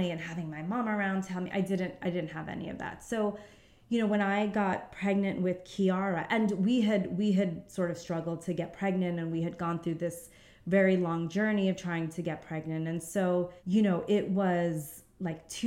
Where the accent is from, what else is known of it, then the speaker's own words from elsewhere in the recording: New York, United States; moved away as an adult; now in London, United Kingdom; New York. Um, and I've been here in London for about 10 years now.